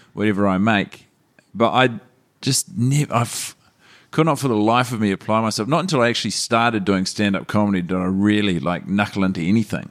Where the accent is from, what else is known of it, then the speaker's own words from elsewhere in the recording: Christchurch, Canterbury, New Zealand; moved away; experiences growing up in Christchurch